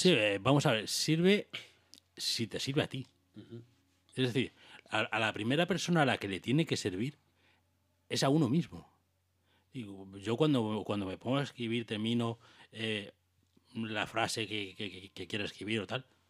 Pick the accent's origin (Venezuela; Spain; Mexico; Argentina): Spain; Águilas, Region of Murcia; now in Valencia, Spain; por mi pueblo, por Águilas